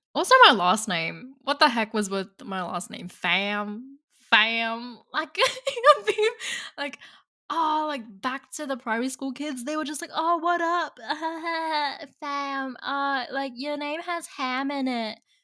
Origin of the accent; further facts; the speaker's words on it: Cabramatta, New South Wales, Australia; accent: not a pure Aussie accent; first language Vietnamese; English is a second language; I grew up in the Cabramatta area